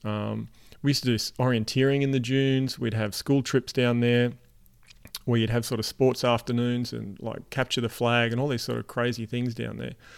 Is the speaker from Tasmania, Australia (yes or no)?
yes; Tasmania, Australia; I grew up in Tasmania, Australia.